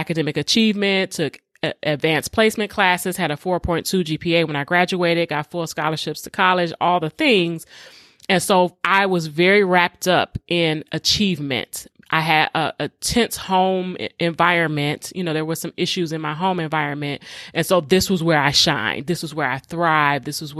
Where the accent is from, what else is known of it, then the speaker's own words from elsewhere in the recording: Detroit, Michigan, United States; even though I grew up in Detroit public schools and the majority of the students were black.